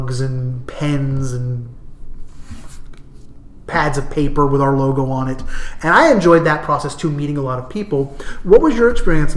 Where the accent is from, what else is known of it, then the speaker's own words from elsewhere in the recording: New Jersey, United States; moved away; also born or lived in New England / California; I'm from New Jersey. I've lived in New England or California for my entire life.